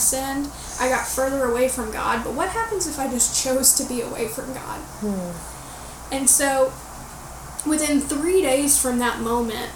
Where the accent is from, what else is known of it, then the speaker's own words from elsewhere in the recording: Florida, United States; growing up in the Bible Belt in Florida, it is Southern Baptist to the core